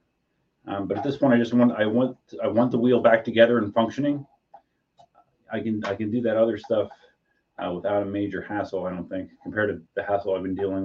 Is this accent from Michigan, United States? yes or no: no; Pennsylvania, United States; moved away; I'm originally from Pennsylvania